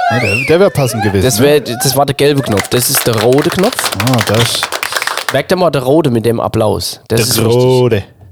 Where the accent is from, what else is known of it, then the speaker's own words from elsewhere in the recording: Kaiserslautern, Ramstein, Landstuhl area, Rhineland-Palatinate, Germany; moved away; Kaiserslautern, Rammstein, Landstuhl, da hinne, die alte Welt da, so, wo ich, wo ich mal